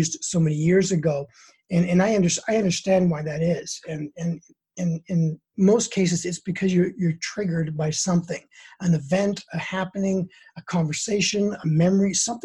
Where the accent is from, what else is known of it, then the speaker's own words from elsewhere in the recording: Prince George, British Columbia, Canada; moved away as an adult; now in United States; I was in my hometown in Prince George